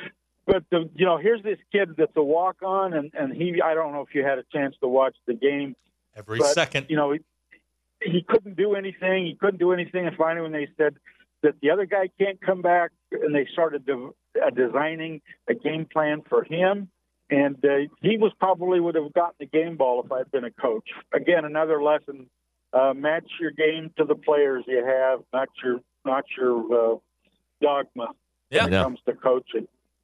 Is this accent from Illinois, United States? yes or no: no; Utah, United States; Hey, I'm a transplant from Utah. My wife is from Arkansas.